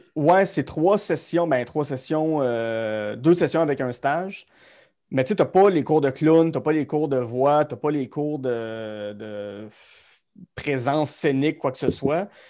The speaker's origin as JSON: {"language": "French", "town": "Gatineau", "region": "Quebec", "country": "Canada", "tie": "born or raised there", "said": "je suis Gatineau Hall, born and raised bébé de 1989 dans un, dans un beau quartier qui s'appelle Wrightville"}